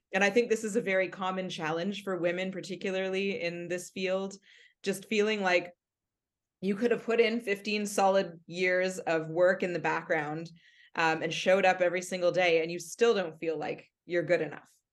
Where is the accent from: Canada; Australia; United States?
Canada; Mississauga, Ontario; I grew up in Mississauga listening to C H F